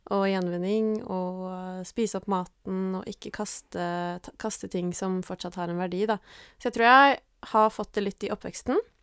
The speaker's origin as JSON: {"language": "Norwegian", "country": "Norway", "tie": "born or raised there", "moved": "yes", "lives_now": "Oslo, Norway", "said": "Jeg er fra Sigrud. Mm. Uh. Er oppvokst i skogen"}